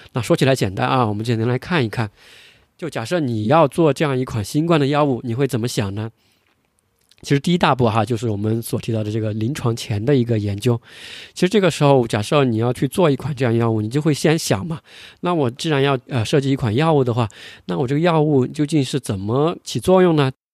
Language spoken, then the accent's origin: Chinese; China; 我们是中国人